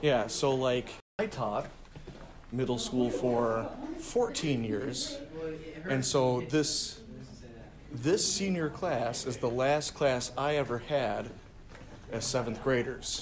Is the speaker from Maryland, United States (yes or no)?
no; Medina, New York, United States; I am from Medina, uh, which is a small town